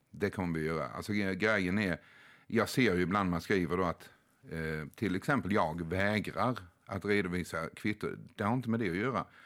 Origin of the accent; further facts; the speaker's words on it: Sweden; hemma i Sverige